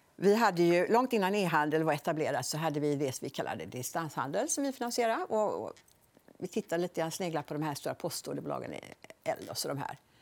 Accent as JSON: {"language": "Swedish", "town": "Borås", "region": "Västra Götaland", "country": "Sweden", "tie": "born or raised there", "also_born_or_lived": "Gothenburg", "said": "Jag är uppvuxen i på Bonnvischan utanför Borås."}